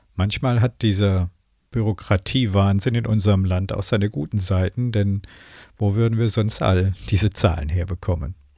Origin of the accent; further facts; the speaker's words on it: Germany; bei uns in Deutschland